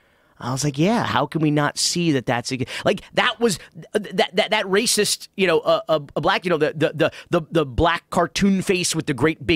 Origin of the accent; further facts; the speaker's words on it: Miami, Florida, United States; I grew up in Miami.